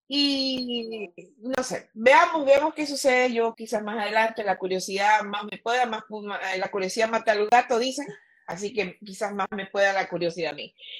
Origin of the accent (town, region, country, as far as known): Ecuador